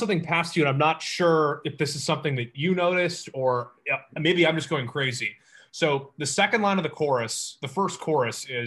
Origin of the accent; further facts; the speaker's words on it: Wisconsin, United States; I'm from Wisconsin, that's Great Lakes